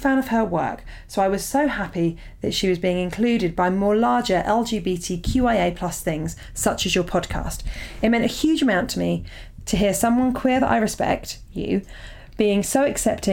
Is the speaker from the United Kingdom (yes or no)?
yes; Portsmouth, South East England, United Kingdom; moved away; Portsmouth New Theatre Royal. This is my hometown gig